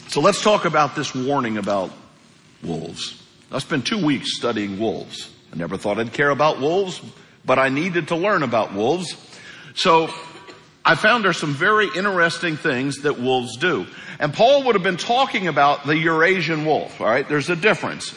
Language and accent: English; Hawk Point, Missouri, United States; moved away; I am from Hawk Point, Missouri. And um, Hawk Point's a town of about 400 people. Things are a little different in Hawk Point. They were when I was a kid